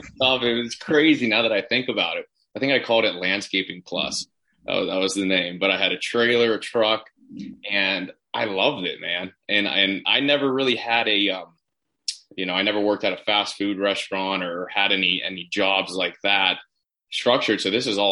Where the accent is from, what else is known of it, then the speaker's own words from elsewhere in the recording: Pittsburgh, Pennsylvania, United States; moved away as an adult; also born or lived in Orange County, California / Cherry Hill, New Jersey; I'm from Pittsburgh, Pennsylvania originally